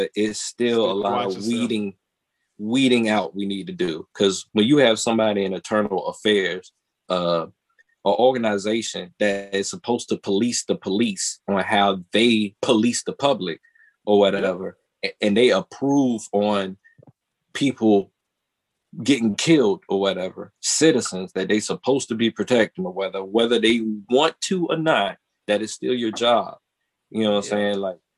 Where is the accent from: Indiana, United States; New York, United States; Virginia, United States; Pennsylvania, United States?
Virginia, United States; Portsmouth; Portsmouth, my hometown